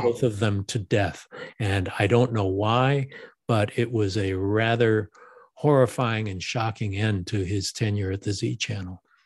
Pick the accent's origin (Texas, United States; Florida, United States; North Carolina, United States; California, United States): California, United States; Los Angeles; I live in Los Angeles, I was born in Los Angeles